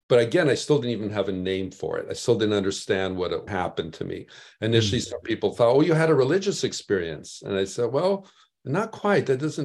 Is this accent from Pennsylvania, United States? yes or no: no; Chicago, Illinois, United States; I was in the Midwest. I was raised in Chicago.